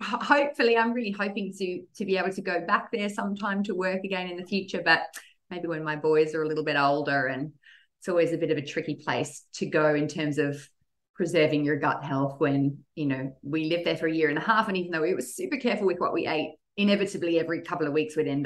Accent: Australia; also born or lived in Netherlands; I'm originally from Holland, but grew up mostly in Australia.

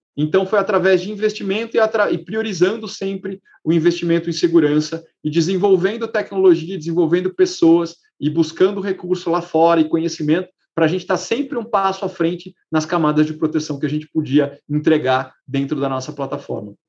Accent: Brazil; como brasileiro

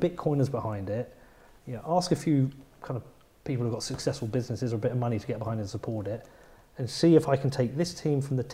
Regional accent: Bedford, East of England, United Kingdom; I'm from Bedford

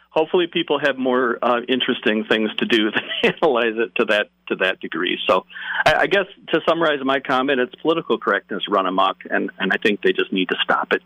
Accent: Chicago, Illinois, United States; I grew up in the Chicago area in the suburbs

